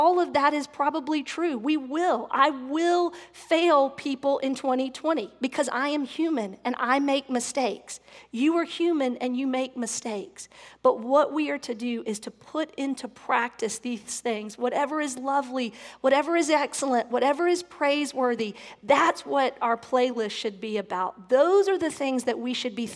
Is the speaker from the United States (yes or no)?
yes; the South, United States; growing up in the South and being raised in the Bible Belt